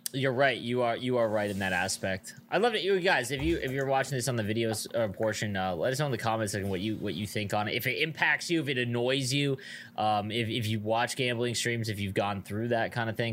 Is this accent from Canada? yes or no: yes; Niagara Falls, Ontario, Canada; I grew up in Niagara Falls, we have the biggest casino in Canada here.